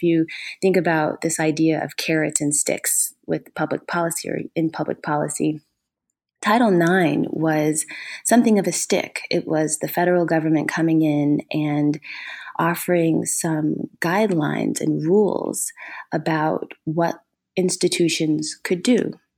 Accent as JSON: {"language": "English", "region": "Ohio", "country": "United States", "said": "And I'm originally from Ohio."}